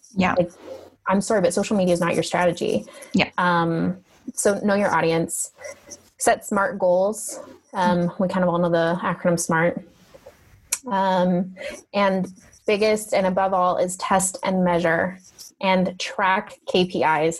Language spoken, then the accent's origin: English; Canada; moved away as an adult; now in Italy; I'm a Canadian and I know what winter really